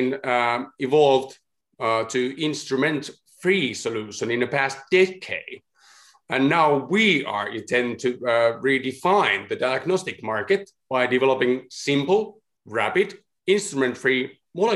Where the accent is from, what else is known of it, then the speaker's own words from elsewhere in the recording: Helsinki, Uusimaa, Finland; I'm from Helsinki, Finland.